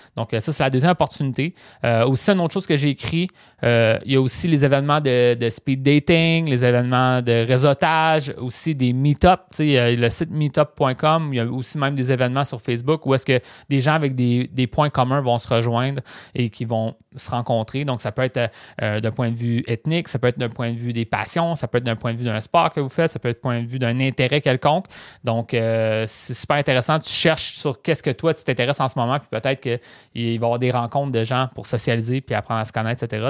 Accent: Rimouski, Quebec, Canada; Moi, je viens de Rimouski, qui est une petite ville.

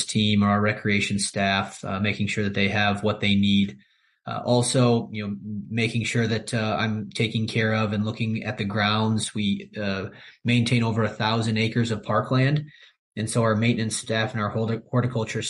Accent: Valparaiso, Indiana, United States; also born or lived in Chicago; to live and to work here back in my hometown

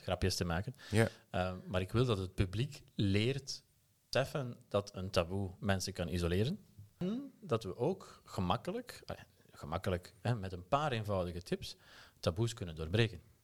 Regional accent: Aalst, Flanders, Belgium; accent: Belgian; moved away as an adult; also born or lived in Turkey / Germany; now in Utrecht, Netherlands; stemgeluid zal je onmiddellijk verraden dat ik uit België kom. Eh, geboren in Aalst

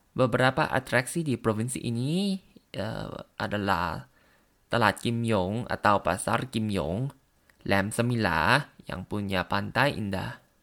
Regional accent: Thailand; Indonesian is a second language; dari Thailand.

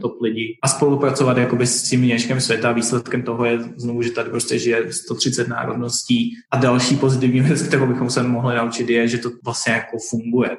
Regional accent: Czechia; moved away as an adult; now in Dubai, United Arab Emirates; Předtím já jsem celou dobu žil vlastně v Česku

